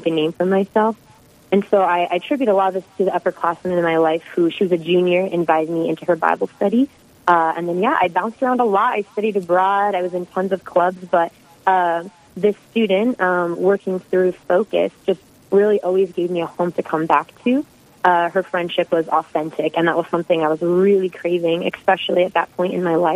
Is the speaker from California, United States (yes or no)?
no; Hoquiam, Washington, United States; moved away as an adult; also born or lived in South Dakota; now in North Dakota, United States; I'm a West Coast girl. Been in the Midwest about 6 years now, but originally from a small logging town called Hoquiam. It's about 2 hours from Seattle.